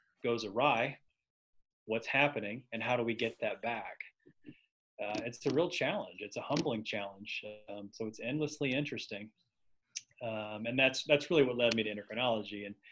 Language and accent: English; Knoxville, Tennessee, United States; now in Nashville, United States; I grew up in Knoxville, Tennessee, so I'm an East Tennessee guy